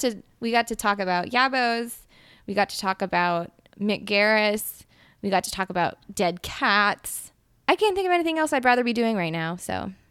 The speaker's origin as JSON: {"language": "English", "region": "Mississippi", "country": "United States", "said": "we're from Mississippi"}